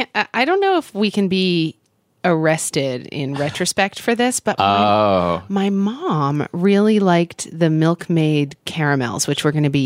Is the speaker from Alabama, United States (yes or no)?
no; Oklahoma, United States; when I was growing up in Oklahoma and would visit other places.